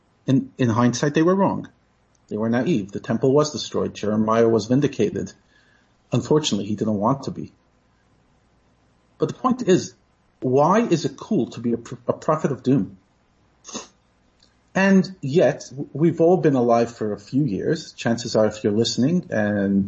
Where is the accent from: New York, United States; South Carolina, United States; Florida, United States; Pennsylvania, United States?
New York, United States; New York City; moved away as an adult; now in South Africa; I grew up in New York